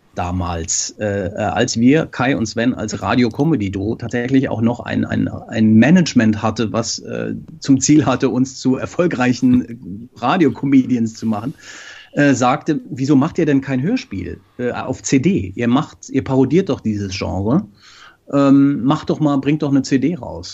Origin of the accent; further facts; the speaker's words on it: Frankfurt, Hesse, Germany; moved away as an adult; now in Norway; Wir kommen beide aus Frankfurt und haben da angefangen